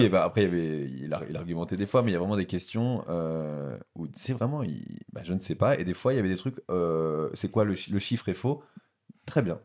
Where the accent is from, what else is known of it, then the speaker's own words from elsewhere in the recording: Normandy, France; je viens de Normandie